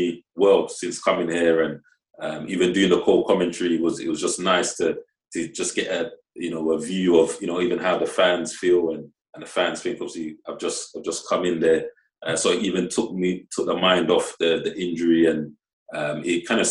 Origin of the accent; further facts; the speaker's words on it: London, United Kingdom; moved away as an adult; also born or lived in Oxford / Scotland; now in Morecambe, United Kingdom; I grew up 5 minutes from the stadium. So that was kind of my hometown.